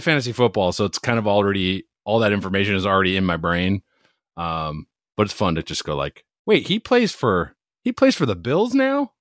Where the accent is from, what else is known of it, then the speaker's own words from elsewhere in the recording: Hudson, Wisconsin, United States; I grew up in Hudson, Wisconsin